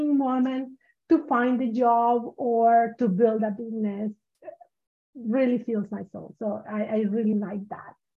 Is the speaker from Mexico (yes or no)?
yes; Mexico; moved away as an adult; now in United States; when I moved here to the US, because I'm from Mexico originally, when I moved here to the US